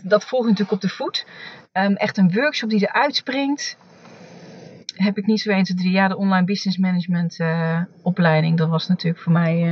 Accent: Achterhoek, Gelderland, Netherlands; ik ben in de Achterhoek opgegroeid

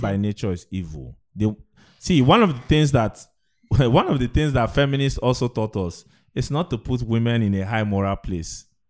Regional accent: Aba, South East Nigeria, Nigeria; I grew up in the East

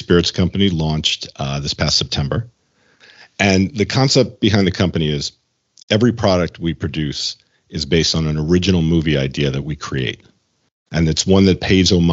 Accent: New York, United States; moved away as an adult; now in Los Angeles, United States; I grew up in New York, and I came out to LA 30 years ago to be a screenwriter.

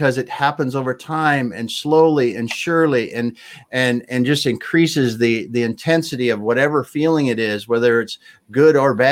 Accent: Midwest, United States; I grew up in the Midwest

